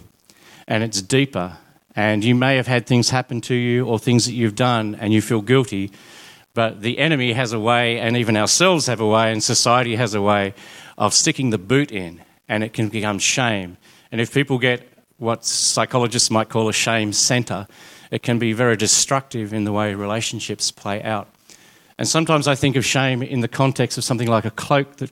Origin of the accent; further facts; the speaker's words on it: Smithton, Tasmania, Australia; I grew up in Smithton, actually in Mellor, which is even more remote than Smithton.